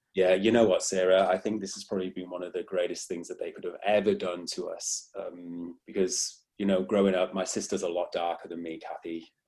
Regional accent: Wales, United Kingdom; accent: British; moved away as an adult; now in Australia

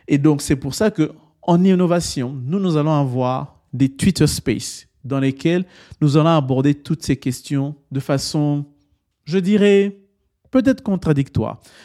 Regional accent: DR Congo; Je suis originaire de République démocratique du Congo

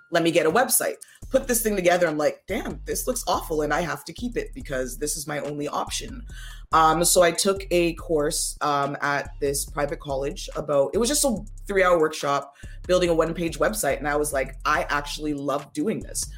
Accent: Toronto, Ontario, Canada; also born or lived in Ottawa; I actually live where I was born. I was born in Toronto, Ontario, Canada. I was born right downtown and I still live there.

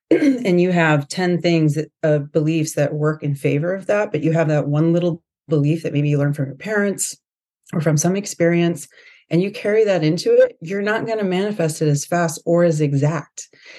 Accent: Florida, United States; also born or lived in California / New York; I'm from California, grew up in Florida. I've lived in New York for 10 years, lived all over the country.

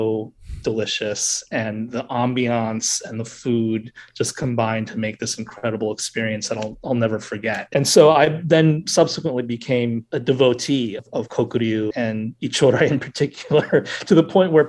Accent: New York City, New York, United States; I'm half Japanese and I grew up in New York City

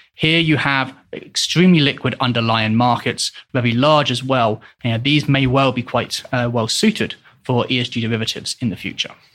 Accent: England, United Kingdom; moved away as an adult; also born or lived in Hong Kong; now in Switzerland; originally I am from England, but I've left the country in two thousand and twelve to live in both Hong Kong and Switzerland.

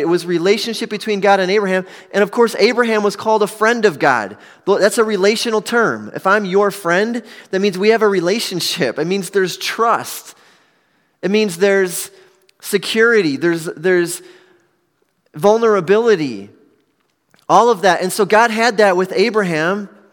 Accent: Milwaukee, Wisconsin, United States; I was born and raised in Milwaukee

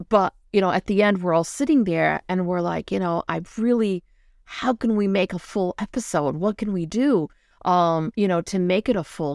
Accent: São Miguel, Azores, Portugal; I come from San Miguel. It's the island, the green island

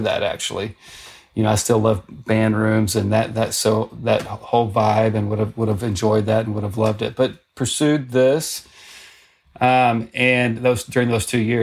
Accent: Arkansas, United States; moved away as an adult; to go to my home state university. And so, you know, I had a good teacher there, a guy named Bob Bright, but went to the University of Arkansas

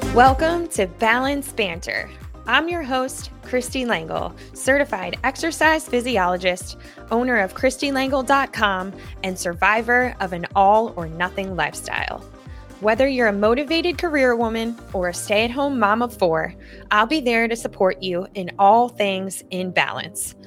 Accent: Lynbrook, New York, United States; I grew up in Lynbrook, New York

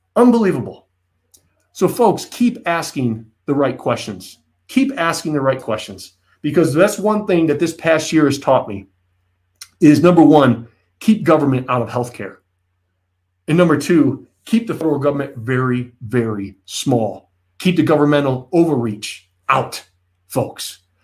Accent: United States; as an American

